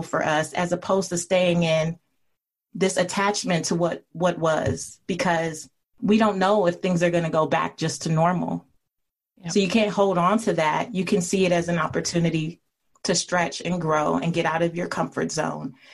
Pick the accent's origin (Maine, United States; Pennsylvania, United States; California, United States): California, United States; Los Angeles; I grew up in an area called Leimert Park in South Central Los Angeles.